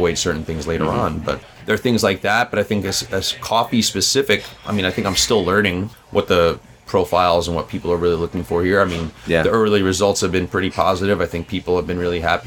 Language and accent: English; New York City, New York, United States; I'm a New Yorker too